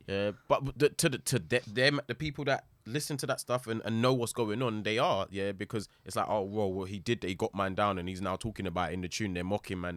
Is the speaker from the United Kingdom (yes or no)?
yes; London, United Kingdom; growing up in London